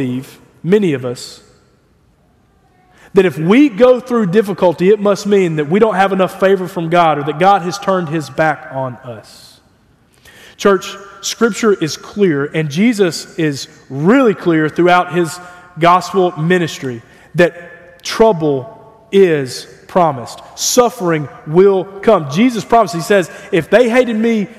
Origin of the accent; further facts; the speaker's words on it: United States; as American evangelicals